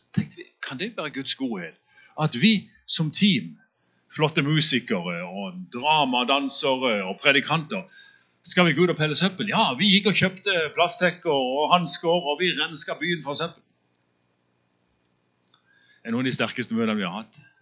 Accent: Søgne, Agder, Norway; der jeg vokste opp på, på bedehuset i Søgne

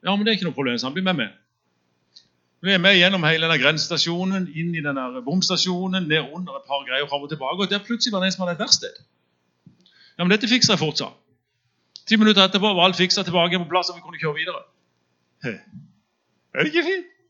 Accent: Søgne, Agder, Norway; der jeg vokste opp på, på bedehuset i Søgne

